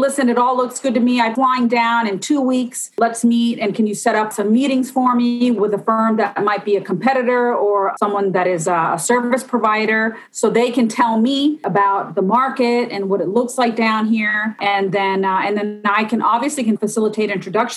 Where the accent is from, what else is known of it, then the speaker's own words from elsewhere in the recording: Tampa, Florida, United States; now in Miami, United States; I grew up in Tampa, Florida